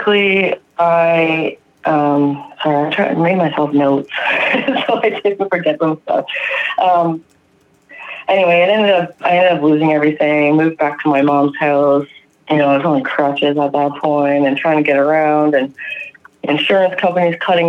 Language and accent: English; Ontario, Canada; from Ontario, Canada